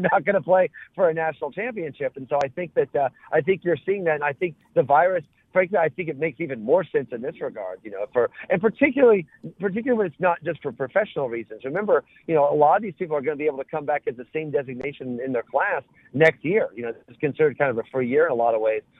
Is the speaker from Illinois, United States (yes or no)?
yes; Mattoon, Illinois, United States; I grew up in Mattoon